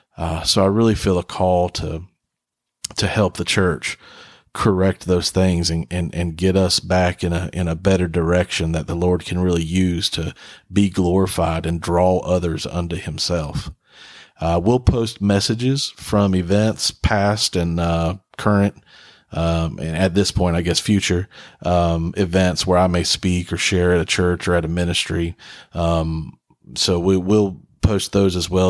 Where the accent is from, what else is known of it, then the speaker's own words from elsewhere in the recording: Huntington, West Virginia, United States; now in Sneads Ferry, United States; I'm from West Virginia, from Huntington, West Virginia